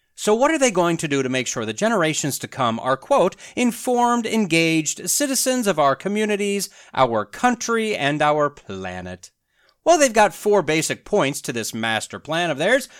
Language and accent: English; United States; being an American